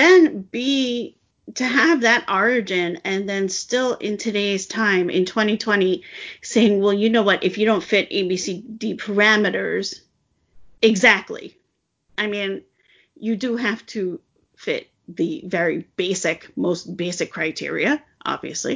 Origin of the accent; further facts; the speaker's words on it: United States; I'm American